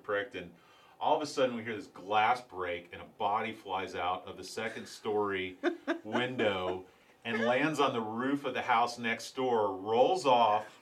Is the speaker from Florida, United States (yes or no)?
yes; St. Petersburg, Florida, United States; I knew that area very well growing up in St. Pete